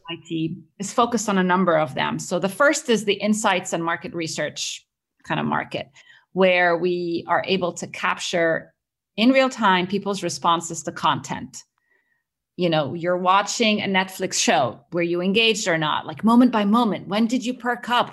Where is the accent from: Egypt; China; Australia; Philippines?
Egypt; moved away as an adult; also born or lived in Cambridge, United Kingdom / Boston, United States; It follows my journey growing up in the Middle East. I'm originally Egyptian, and I grew up around there